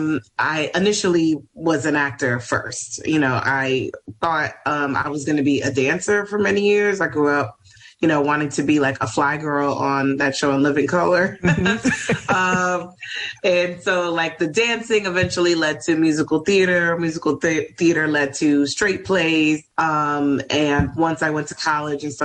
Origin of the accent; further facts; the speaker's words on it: New York City, New York, United States; also born or lived in Ohio; I'm from New York originally. I'm from Washington Heights, born and raised